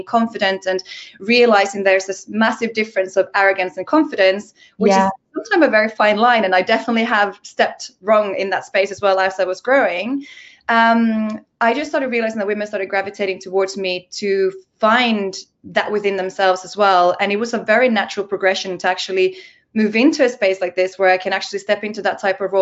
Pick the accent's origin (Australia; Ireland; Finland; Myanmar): Finland; I'm from Finland